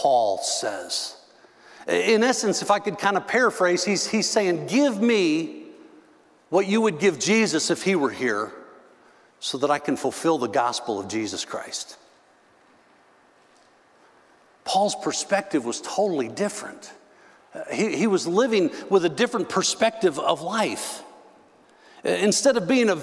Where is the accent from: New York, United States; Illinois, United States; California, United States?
Illinois, United States; Northern; moved away; also born or lived in Texas; Now, I grew up in Northern Illinois.